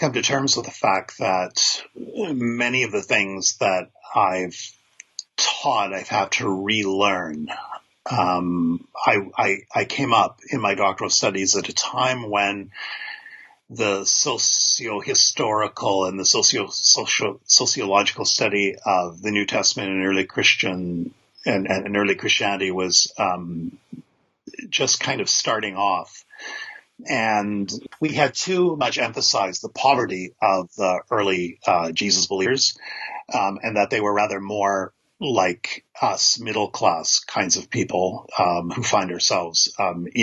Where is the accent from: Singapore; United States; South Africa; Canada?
Canada; I'm a Canadian biblical scholar